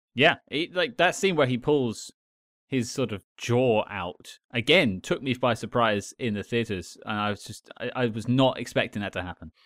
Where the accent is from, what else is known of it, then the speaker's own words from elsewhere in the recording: London, United Kingdom; As a Londoner